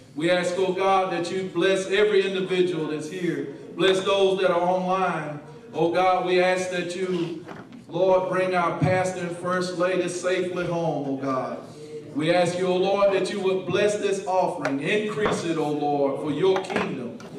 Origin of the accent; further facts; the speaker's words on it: Albany, United States; I'm from Albany